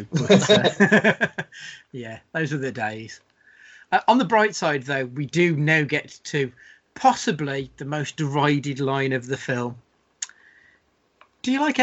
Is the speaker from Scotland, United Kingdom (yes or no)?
yes; Scotland, United Kingdom; as a Scottish person, the Scottish people I know